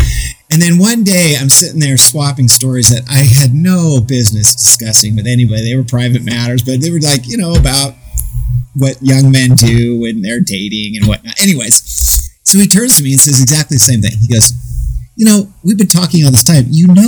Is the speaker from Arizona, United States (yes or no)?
yes; Phoenix, Arizona, United States; now in Los Angeles, United States; I came from Phoenix, Arizona, and being gay just wasn't acceptable back in the late 80s, early 90s. So, I live